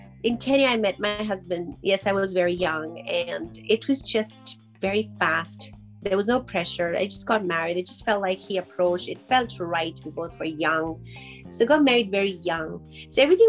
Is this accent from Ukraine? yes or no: no; Karachi, Sindh, Pakistan; now in Calgary, Canada; I was born in Karachi, Pakistan, and growing up there